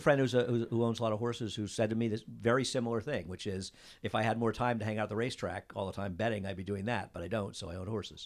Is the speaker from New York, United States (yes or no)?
yes; Saratoga Springs, New York, United States; we both grew up in Saratoga